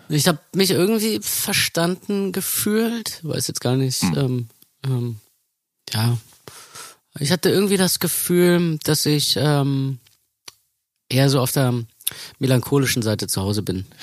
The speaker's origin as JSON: {"language": "German", "region": "Berlin", "country": "Germany", "tie": "born or raised there", "said": "wir sind ähm, in Mitte aufgewachsen"}